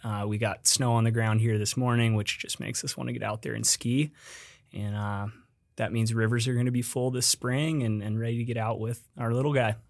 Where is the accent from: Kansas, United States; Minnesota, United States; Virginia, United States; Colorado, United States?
Colorado, United States; moved away as an adult; also born or lived in Bozeman, Montana / Ohio; I grew up in Colorado